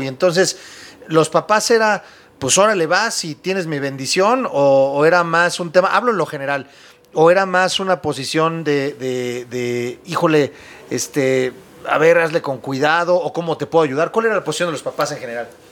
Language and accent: Spanish; Mexico; Nosotros como mexicanos